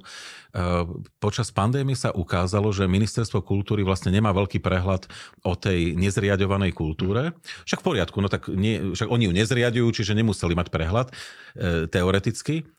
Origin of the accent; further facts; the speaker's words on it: Slovakia; my sme ako ľudia zo Slovenska